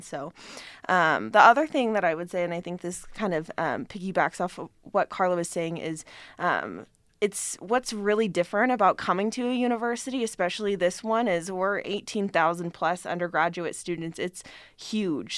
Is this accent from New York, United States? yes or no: no; Reno, Nevada, United States; I'm from Reno